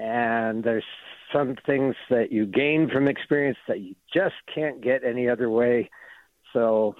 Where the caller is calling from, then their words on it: Berkeley, California, United States; I'm calling from Redwood Gardens in Berkeley, which is right adjacent to the Clark Kerr campus of UC Berkeley.